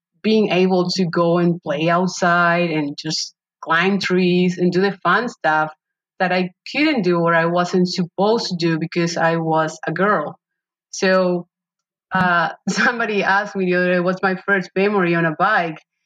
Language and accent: English; Paraguay; moved away; I was born and raised in Paraguay, South America.